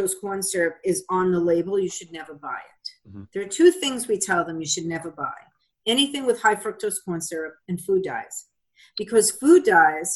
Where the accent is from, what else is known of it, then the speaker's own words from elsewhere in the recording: Long Island, New York, United States; now in Massachusetts, United States; where I lived in New York, where I grew up on Long Island